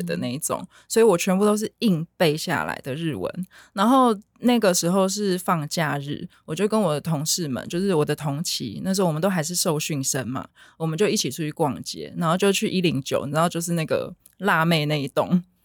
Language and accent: Chinese; Taiwan; 我们台湾人比较直来直往